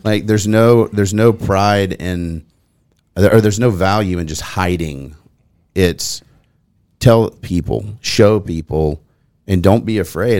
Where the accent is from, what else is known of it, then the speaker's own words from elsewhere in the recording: Nolensville, Tennessee, United States; I grew up here as well.